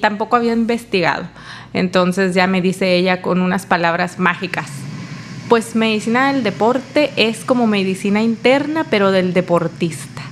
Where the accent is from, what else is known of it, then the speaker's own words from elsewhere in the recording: Tijuana, Baja California, Mexico; also born or lived in Mérida; Yo soy aquí de, yo nací en Tijuana